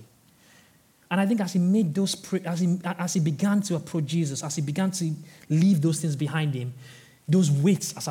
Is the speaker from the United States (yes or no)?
no; Nigeria; moved away; I'm originally from Nigeria